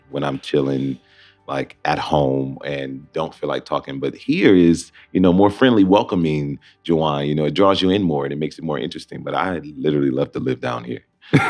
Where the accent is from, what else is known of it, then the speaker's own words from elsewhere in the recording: Detroit, Michigan, United States; Just through and through Motown. I feel like Detroit has blessed me with a gift of, you know, spreading the art to the world about my city.